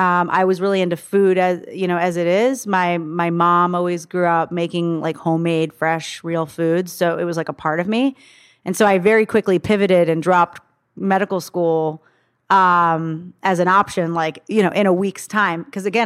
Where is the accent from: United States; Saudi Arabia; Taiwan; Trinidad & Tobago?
Saudi Arabia; born there; So I was actually born in Saudi Arabia.